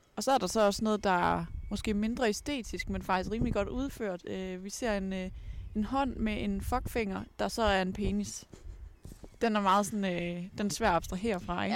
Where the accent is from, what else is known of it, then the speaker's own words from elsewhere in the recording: Ebeltoft, Central Denmark Region, Denmark; Nu er jeg jo fra Æbeltoft